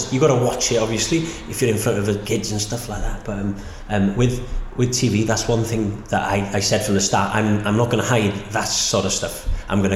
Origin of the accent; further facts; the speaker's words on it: Snowdonia, Wales, United Kingdom; Growing up in Snowdonia